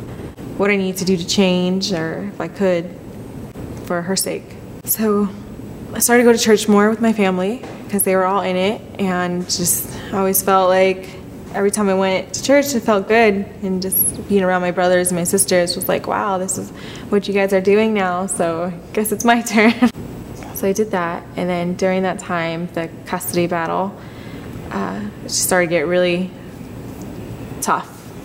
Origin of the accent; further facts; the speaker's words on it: Oregon, United States; born there; I was born in Oregon, but we traveled a lot with my family.